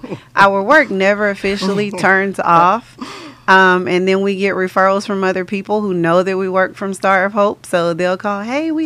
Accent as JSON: {"language": "English", "town": "Conroe", "region": "Texas", "country": "United States", "tie": "born or raised there", "said": "I was born and raised in Conroe and I've been there my entire life"}